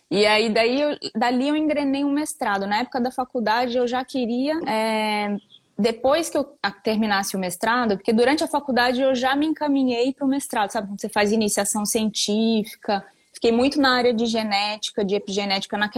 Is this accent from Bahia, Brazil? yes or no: yes; Bahia, Brazil; also born or lived in Bauru; Eu sou de, eu nasci em Bauru, veja bem, nunca morei em Bauru. E aí de lá meu, eu, eu nasci, meus pais já moravam na Bahia. Aí voltei para Bahia, fiquei mudando